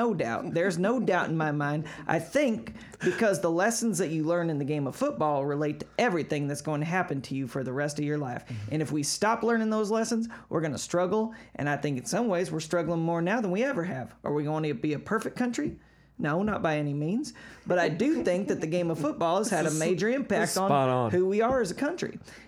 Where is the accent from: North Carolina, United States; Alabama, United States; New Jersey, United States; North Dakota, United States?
North Carolina, United States; Carolina. I'm from Carolina. I'm from North Carolina.